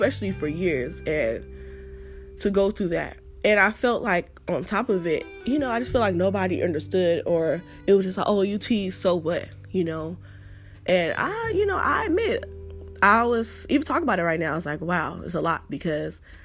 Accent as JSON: {"language": "English", "town": "Los Angeles", "region": "California", "country": "United States", "accent": "Ebonics", "said": "I'm from South Central. And you know how they talk out there."}